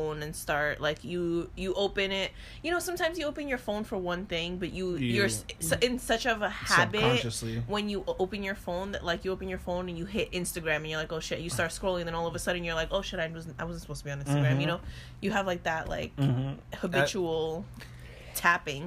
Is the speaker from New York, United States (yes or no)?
yes; New York, United States; I'm from New York